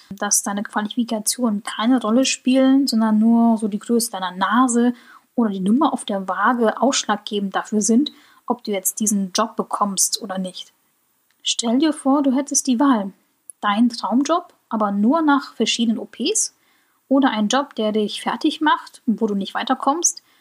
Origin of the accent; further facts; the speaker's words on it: Germany; also ich spreche Koreanisch mit einem sehr, sehr starken deutschen Akzent.